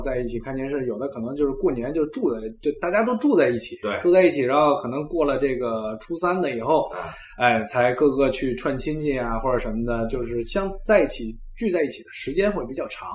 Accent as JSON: {"language": "Chinese", "region": "Beijing", "country": "China", "tie": "born or raised there", "moved": "as an adult", "lives_now": "Germany", "said": "我跟不傻都是北京长大的"}